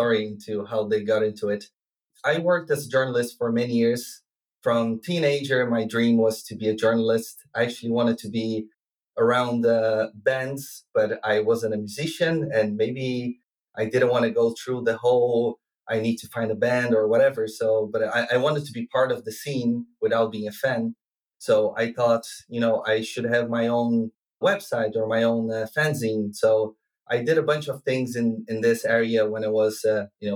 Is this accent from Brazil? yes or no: yes; Brazil; also born or lived in Netherlands / Ireland; now in Dublin, Ireland; I moved through a lot of countries, and I'm originally from Brazil